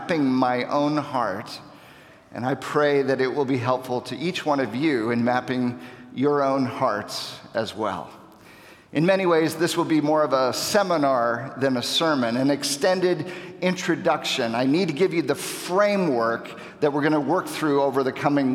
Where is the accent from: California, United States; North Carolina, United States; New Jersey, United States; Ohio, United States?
Ohio, United States; also born or lived in Wisconsin; now in Chicago, United States; I grew up in Ohio